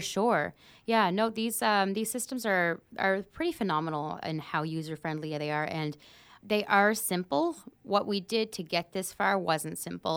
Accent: Pictou County, Nova Scotia, Canada; I'm from Pictou County myself.

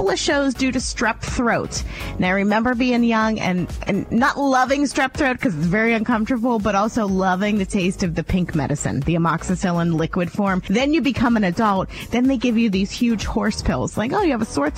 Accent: Ohio, United States; moved away; I came from a very, very small town in Ohio

